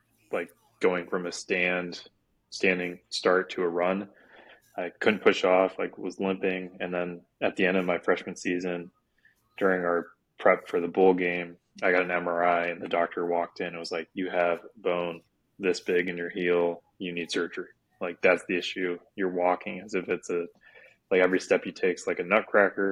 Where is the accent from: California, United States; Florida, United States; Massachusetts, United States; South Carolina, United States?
Florida, United States; Sarasota; moved away as an adult; also born or lived in Virginia; I'm from Sarasota, Florida, which is an hour south of Tampa, so the Gulf Coast of Florida, and lived there most of my life growing up